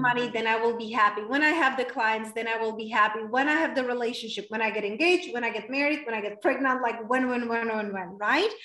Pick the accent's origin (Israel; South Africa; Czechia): Czechia; English is a second language; moved away as an adult; also born or lived in London / Spain; now in United States; It's from very small town in Czech Republic. That's where I was raised and born, and that's where I stay until I was 20 years old